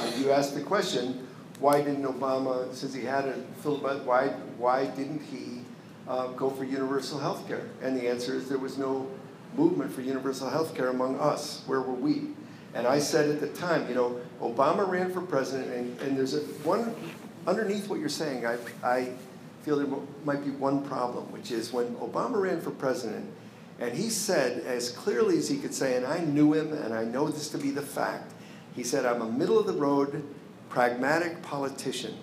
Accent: Chicago, Illinois, United States; I'm from Chicago

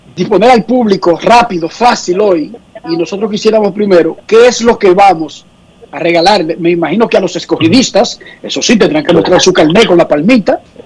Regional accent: Santo Domingo Oeste, Distrito Nacional, Dominican Republic; yo vengo de un barrio, barrio caliente, digamos, yo soy de Buenos Aires de Herrera

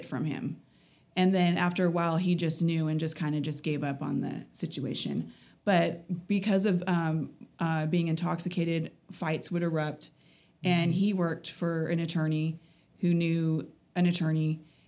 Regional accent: California, United States; moved away as an adult; now in Utah, United States; I'm originally from California. I just moved out to Utah about 2.5 years ago with my ex.

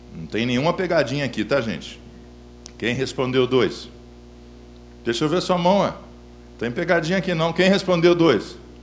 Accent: Belo Horizonte, Minas Gerais, Brazil; sou natural de Belo Horizonte

